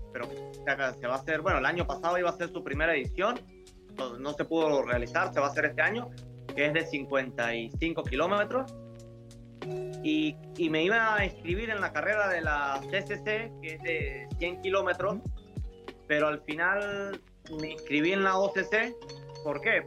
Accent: Mérida, Venezuela; now in Spain; yo soy de Mérida, que es una zona andina

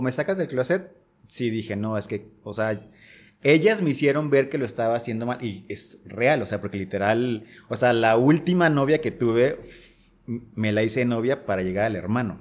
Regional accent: Casimiro Castillo, Jalisco, Mexico; moved away as an adult; also born or lived in Guadalajara / Mexico City; si bien soy originario de aquí, o sea, nací aquí en Guadalajara, eh, alcancé a crecer un par de años por acá, pero al final eh, mi familia y yo nos mudamos a un lugar que se llama Casimiro Castillo, que está en la costa sur del estado de Jalisco

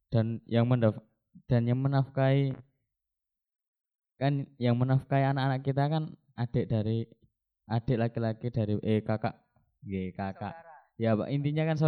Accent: Jombang, East Java, Indonesia; Saya dari Jombang.

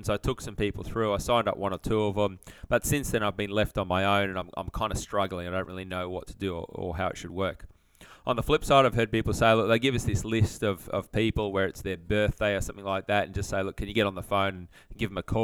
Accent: Sydney, New South Wales, Australia; moved away as an adult; also born or lived in Brisbane; I grew up near Parramatta out in Sydney

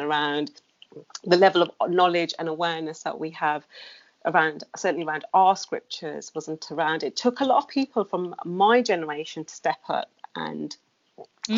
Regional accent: Wolverhampton, West Midlands, United Kingdom; now in London, United Kingdom; I grew up in the Wolverhampton

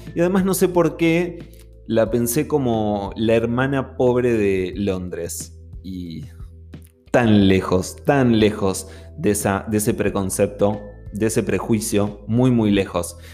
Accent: Buenos Aires, Argentina; mi ciudad natal, ¿no? Con Buenos Aires

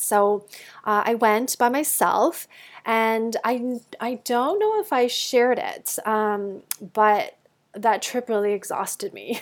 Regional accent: Canada; moved away as an adult; also born or lived in United States; I grew up in Canada, um, until university, and then we went, I went down to the States

